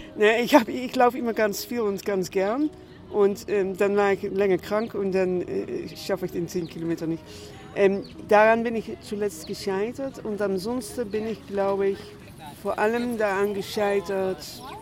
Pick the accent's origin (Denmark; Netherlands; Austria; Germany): Netherlands; moved away; ich komme aus den Niederlanden